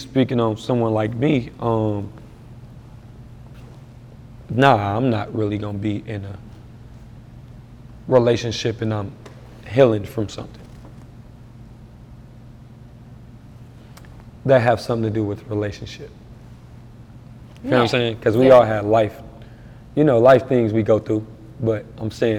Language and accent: English; Detroit, Michigan, United States; moved away; I'm really from the city. So it's like, when I go in Detroit